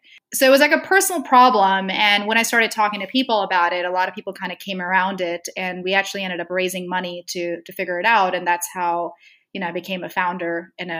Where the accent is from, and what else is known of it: Saudi Arabia; born or raised there; moved away as an adult; also born or lived in Stanford, United States